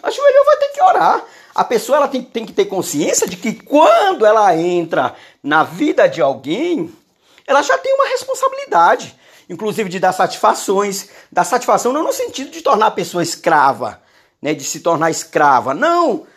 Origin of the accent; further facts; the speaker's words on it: Maranhão, Brazil; eu sou maranhense